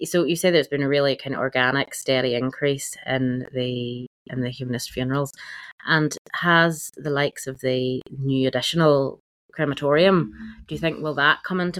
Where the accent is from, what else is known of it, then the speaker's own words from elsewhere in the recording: Northern Ireland, United Kingdom; Northern Ireland, we're a very special place.